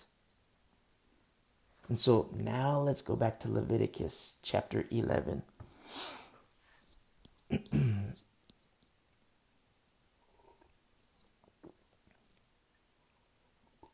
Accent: United States; I'm American

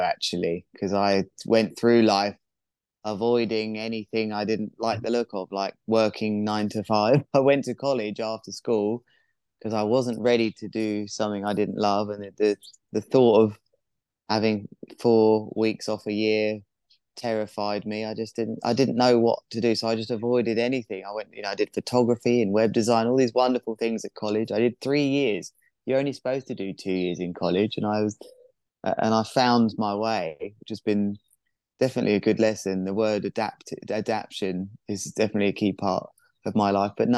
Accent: Worthing, South East England, United Kingdom; my hometown has the first offshore wind farm on the south coast of England.

